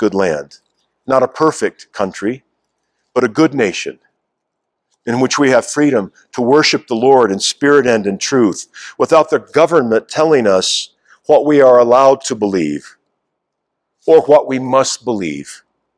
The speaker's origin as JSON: {"language": "English", "country": "United States", "said": "our life together as American citizens"}